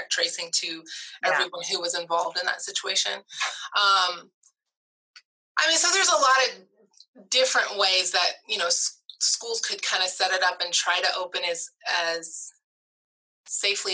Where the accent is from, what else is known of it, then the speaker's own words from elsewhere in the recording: Stillwater, Oklahoma, United States; moved away as an adult; also born or lived in Indiana / Michigan / New York / Houston, Texas; I was born and raised in Stillwater, Oklahoma